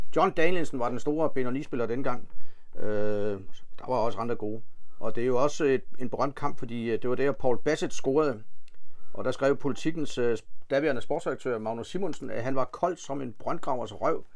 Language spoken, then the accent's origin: Danish; Funen, Southern Denmark, Denmark; vi er jo fynboer